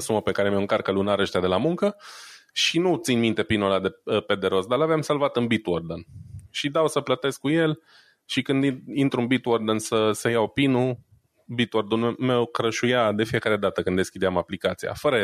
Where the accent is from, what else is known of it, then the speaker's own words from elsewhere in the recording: Romania; now in Germany; sunt român stabilit în Germania